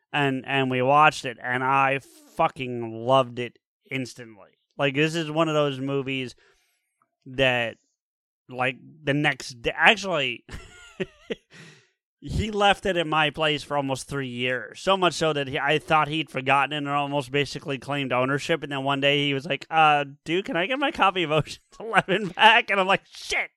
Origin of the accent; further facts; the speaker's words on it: New Jersey, United States; born and raised in Jersey